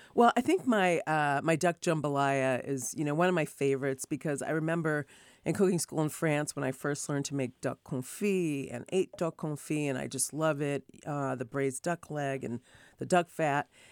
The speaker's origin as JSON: {"language": "English", "town": "Rochester", "region": "New York", "country": "United States", "tie": "born or raised there", "also_born_or_lived": "Hartford, Connecticut / Martha's Vineyard, Massachusetts", "moved": "yes", "lives_now": "California, United States", "said": "they ended up, um, having me in, uh, Hartford, and then my dad got a job with Kodak, so I grew up in Rochester, New York."}